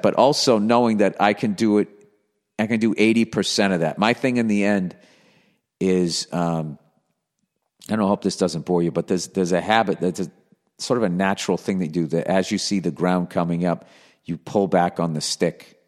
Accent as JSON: {"language": "English", "town": "Boston", "region": "Massachusetts", "country": "United States", "accent": "Boston", "moved": "as an adult", "lives_now": "Los Angeles, United States"}